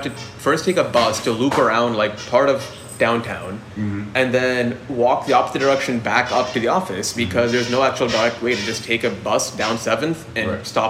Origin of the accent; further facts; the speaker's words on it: Pittsburgh, Pennsylvania, United States; now in Austin, United States; I'm an implant too. I came from Pittsburgh, but like, I came here because I like Austin.